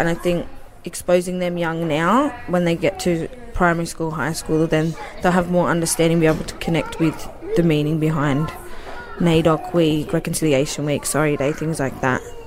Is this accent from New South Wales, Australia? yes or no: yes; Wollongong, New South Wales, Australia; my dad's Aboriginal and we're from Wollongong